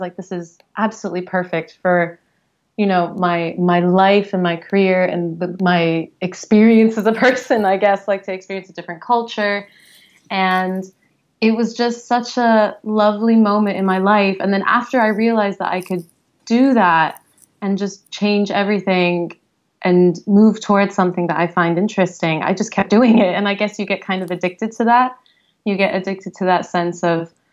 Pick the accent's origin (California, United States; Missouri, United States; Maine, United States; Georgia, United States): California, United States; San Diego; moved away as an adult; also born or lived in London, United Kingdom / Geneva, Switzerland; now in San Francisco, United States; I'm originally from San Diego